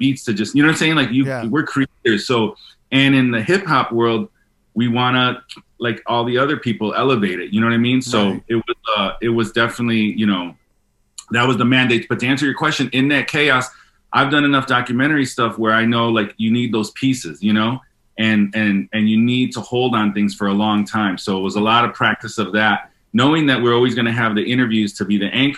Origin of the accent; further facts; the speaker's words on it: Chicago, Illinois, United States; I grew up in Chicago